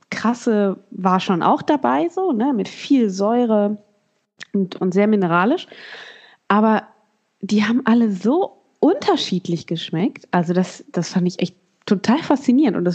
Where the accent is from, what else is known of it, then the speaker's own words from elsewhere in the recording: Germany; als Deutscher ein totaler Frevel